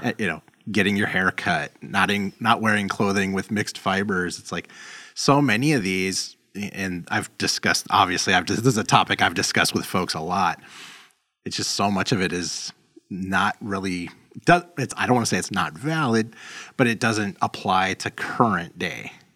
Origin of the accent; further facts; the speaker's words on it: Los Angeles, California, United States; moved away as an adult; now in Chicago, United States; I grew up in South Central L